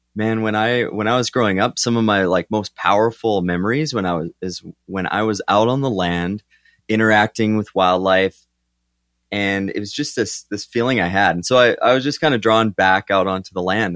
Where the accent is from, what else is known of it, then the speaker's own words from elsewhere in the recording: southern Alberta, Canada; I'm from Alberta, Canada, so southern Alberta.